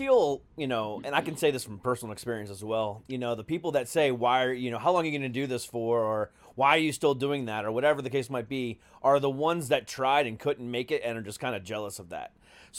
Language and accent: English; Florida, United States; I'm like, I'm from Florida, man. What do you expect?